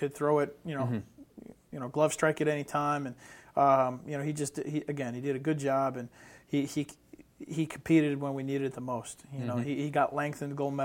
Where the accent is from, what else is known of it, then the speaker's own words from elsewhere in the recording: Western New York, United States; I'm from Western New York